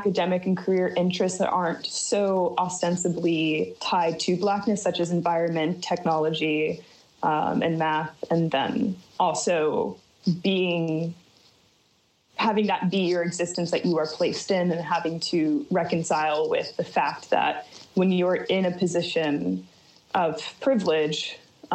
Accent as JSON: {"language": "English", "town": "Martinsburg", "region": "West Virginia", "country": "United States", "tie": "born or raised there", "moved": "yes", "lives_now": "China", "said": "I grew up in the Eastern Panhandle of West Virginia in Berkeley County."}